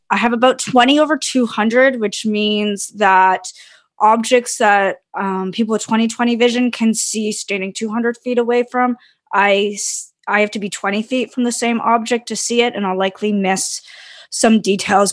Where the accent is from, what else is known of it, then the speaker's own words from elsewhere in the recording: Brantford, Ontario, Canada; also born or lived in London, Ontario; I grew up in Brantford in the mid 90s